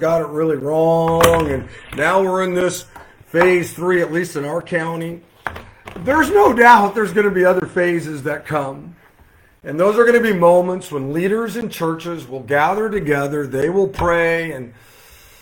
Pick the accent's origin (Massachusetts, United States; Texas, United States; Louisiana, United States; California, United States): California, United States; Modesto; I'm looking in the Modesto Bee. I'm looking in the, which is my hometown paper